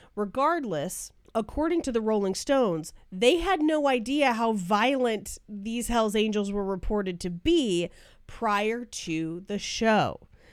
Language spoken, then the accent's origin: English; Bay Area, California, United States; moved away; I grew up in the Bay Area.